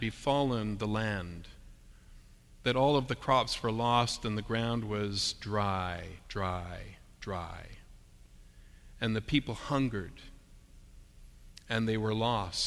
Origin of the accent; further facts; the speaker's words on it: Canada; us as Canadian Christians